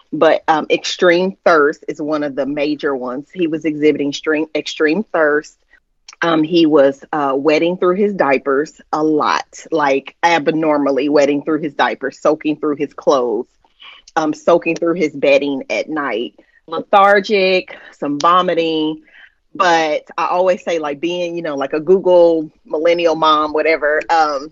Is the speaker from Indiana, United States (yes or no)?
yes; Indianapolis, Indiana, United States; I am originally born and raised in Indy.